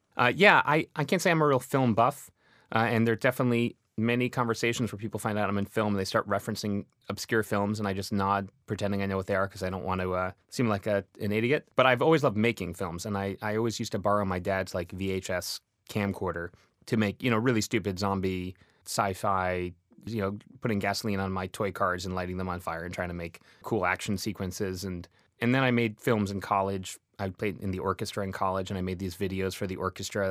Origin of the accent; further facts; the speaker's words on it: Boston, Massachusetts, United States; I grew up in Boston